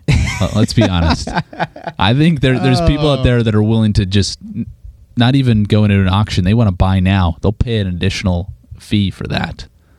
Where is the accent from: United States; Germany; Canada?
Canada